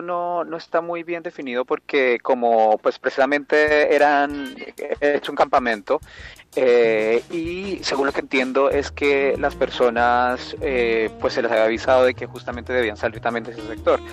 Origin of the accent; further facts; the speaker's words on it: Barranquilla, Atlántico, Colombia; moved away as an adult; now in Antofagasta, Chile; nací en, Barranquilla, en Colombia, y pues vivo aquí ya. Em, llegué a Chile en el año 2005